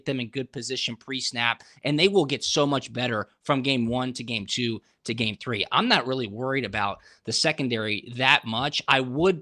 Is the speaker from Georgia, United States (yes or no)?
yes; Atlanta, Georgia, United States; I grew up in Atlanta, so any opportunity to take on Georgia Tech is right up my alley.